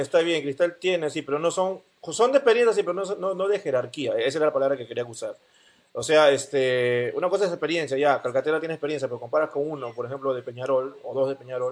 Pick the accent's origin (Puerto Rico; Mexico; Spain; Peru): Peru; como peruano